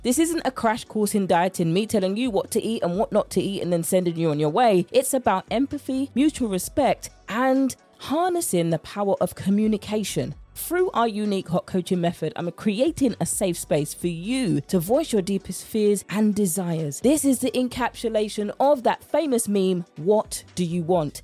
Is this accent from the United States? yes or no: no; United Kingdom; accent: British; my British accent